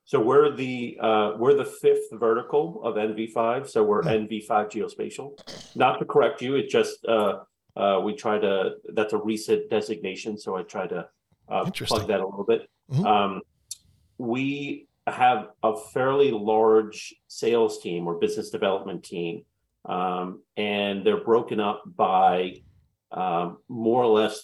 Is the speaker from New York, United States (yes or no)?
yes; Queens, New York, United States; And so since I'm from Queens, I collected Pete Alonso.